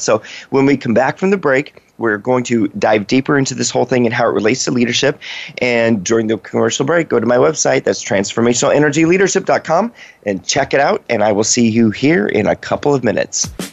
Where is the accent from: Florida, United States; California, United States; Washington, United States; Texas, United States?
Washington, United States; also born or lived in West Virginia; I grew up in Washington State